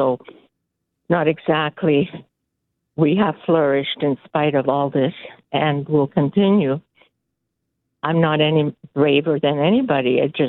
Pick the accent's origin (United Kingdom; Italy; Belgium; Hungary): Hungary; now in Canada; We came from Hungary where communism ruled, and we had to hide, you know, our little celebrations.